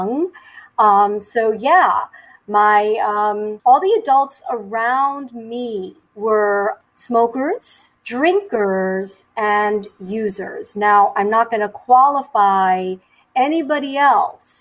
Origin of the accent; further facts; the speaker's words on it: New York City, New York, United States; I am a native New Yorker. I was born and raised in mostly in Queens, New York